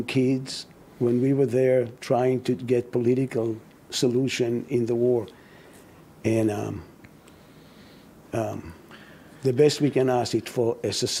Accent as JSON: {"language": "English", "country": "Israel", "tie": "born or raised there", "said": "I grew up in Israel as a non-believing Jew."}